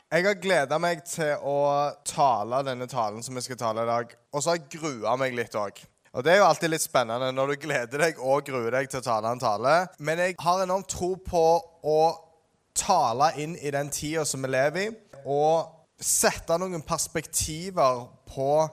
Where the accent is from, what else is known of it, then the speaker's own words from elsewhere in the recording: Ålgård, Rogaland, Norway; På Ålgård, der jeg er fra